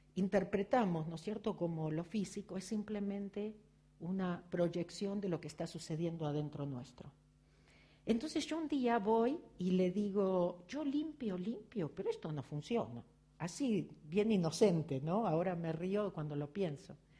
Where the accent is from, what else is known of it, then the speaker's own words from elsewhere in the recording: Argentina; accent: Argentine; moved away as an adult; now in Los Angeles, United States; se dieron cuenta por mi acento que soy argentina.